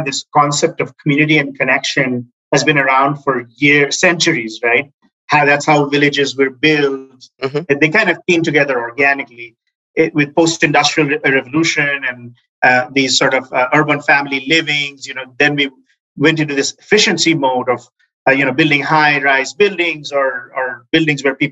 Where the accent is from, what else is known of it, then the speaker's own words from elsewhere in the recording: Chittagong, Chittagong Division, Bangladesh; also born or lived in Dhaka, Bangladesh; now in United States; raised in Chittagong for 8 or 9 years of my life